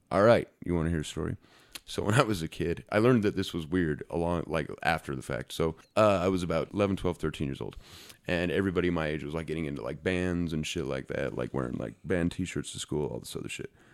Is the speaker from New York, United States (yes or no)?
no; Ogden, Utah, United States; I'm from Ogden, fucking Utah, the smallest nowhere place in the world